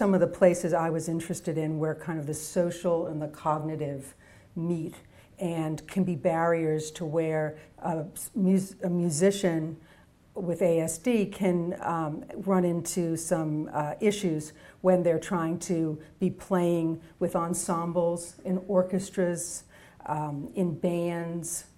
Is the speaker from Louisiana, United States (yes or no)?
no; Boston, Massachusetts, United States; I'm from Boston